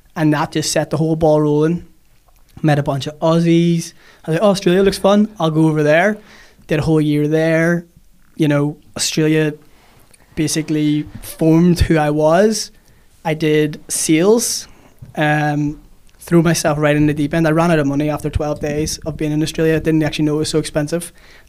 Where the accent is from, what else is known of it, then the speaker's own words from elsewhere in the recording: Monterey, California, United States; Monterey is where I'm born and bred.